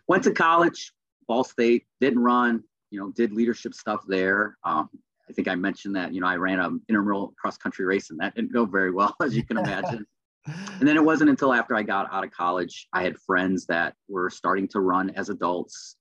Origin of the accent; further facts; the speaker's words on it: Lake County, Indiana, United States; also born or lived in Gary, Indiana / East Chicago, Indiana / Portage, Indiana; I grew up in Lake County, Indiana